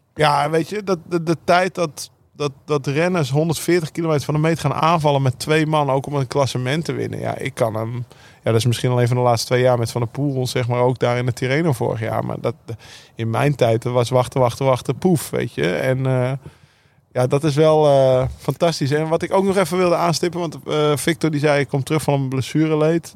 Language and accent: Dutch; Netherlands; daar keken we ook naar als Nederlanders